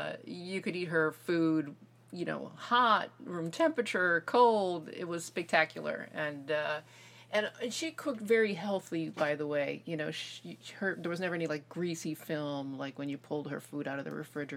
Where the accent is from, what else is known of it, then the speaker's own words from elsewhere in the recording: Miami, Florida, United States; also born or lived in Chicago, Illinois / New Jersey / New York; now in San Mateo, United States; We moved to Miami when I was 8. And so I spent my formative years growing up in Miami, like most Cuban American girls